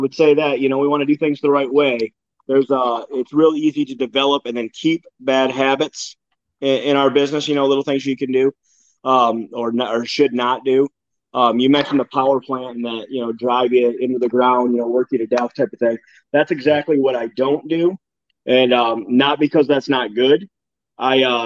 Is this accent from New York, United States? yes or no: yes; Campbell, New York, United States; Campbell, New York. That's my hometown.